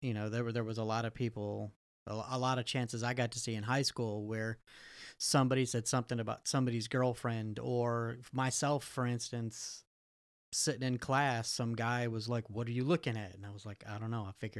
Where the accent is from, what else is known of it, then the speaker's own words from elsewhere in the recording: Canada; growing up in South Canada, we'll call it